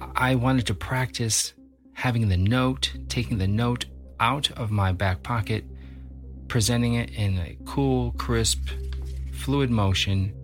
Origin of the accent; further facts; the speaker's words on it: Libertyville, Illinois, United States; I grew up in Libertyville, Illinois, which is about 35, 40 miles north of the city of Chicago.